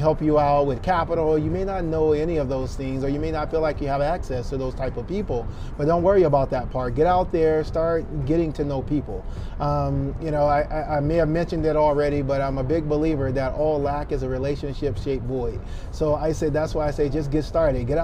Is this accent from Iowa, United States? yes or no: no; Tuscaloosa, Alabama, United States; I'm from Tuscaloosa, Alabama